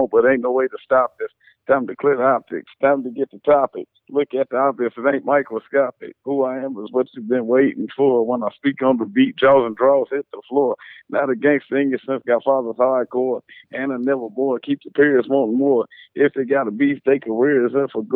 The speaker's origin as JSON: {"language": "English", "region": "West Virginia", "country": "United States", "moved": "as an adult", "lives_now": "Houston, United States", "said": "I'm originally from West Virginia"}